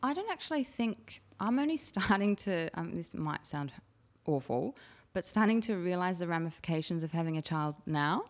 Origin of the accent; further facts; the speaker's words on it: Chatswood, New South Wales, Australia; I grew up in Chatswood